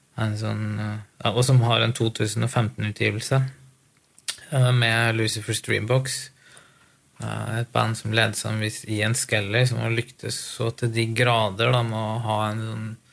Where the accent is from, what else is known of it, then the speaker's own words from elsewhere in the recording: Lillehammer, Innlandet, Norway; Lillehammer er jo liksom stedet hvor jeg vokste opp. Eller si, jeg er fra Gudbrandsdalen, så jeg gikk på skole